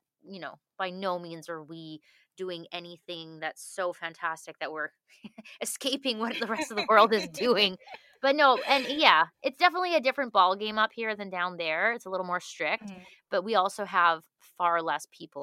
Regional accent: Manitoba, Canada; moved away as an adult; also born or lived in West Coast; I grew up in Manitoba, which is straight up from Fargo in Minnesota.

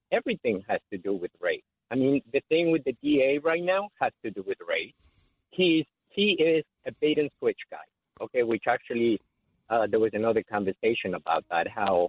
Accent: New York City, New York, United States; now in Florida, United States; I am in sunny Florida, but I'm a New Yorker. I lived in Queens most of my life.

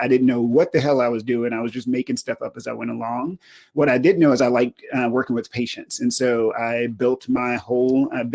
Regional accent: Lufkin, Texas, United States; moved away as an adult; also born or lived in Kentucky; So I'm originally from East Texas, a small town called Lufkin, Texas. Grew up there

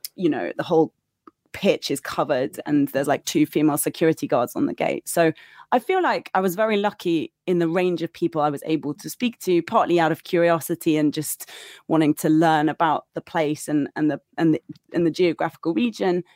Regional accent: United Kingdom; moved away as an adult; also born or lived in Qatar; being British, I was quite well protected by the British Embassy

